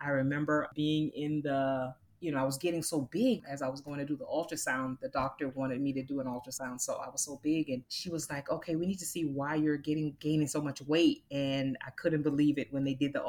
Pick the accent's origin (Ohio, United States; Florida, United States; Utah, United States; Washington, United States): Florida, United States; Immokalee; I grew up in Florida. I'm a Floridian, and so I grew up in a little town called Immokalee, Florida